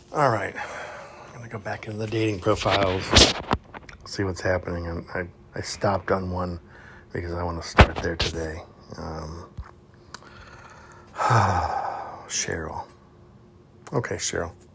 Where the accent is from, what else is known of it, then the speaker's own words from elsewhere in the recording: Houston, Texas, United States; I grew up in Texas, like south uh, west Houston, Texas